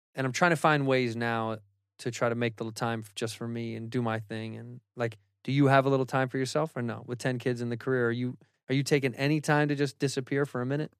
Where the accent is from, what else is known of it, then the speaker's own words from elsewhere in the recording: Chicago, Illinois, United States; I'm from Chicago, I'm from the Midwest